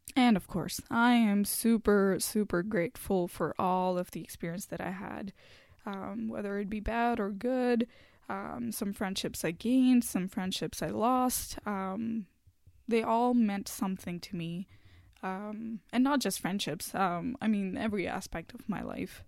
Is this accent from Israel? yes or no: no; India; first language Hindi; English is a second language; moved away as an adult; now in Canada; in my home country, in India